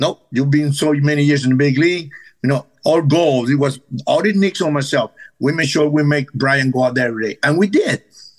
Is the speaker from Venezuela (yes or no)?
yes; Venezuela; English is a second language; now in United States; Now, growing up in Venezuela is a little harder.